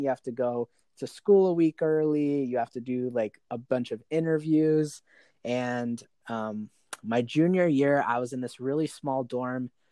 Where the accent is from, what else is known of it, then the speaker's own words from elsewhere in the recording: Arizona, United States; I'm born and raised in Arizona. I've lived here my entire life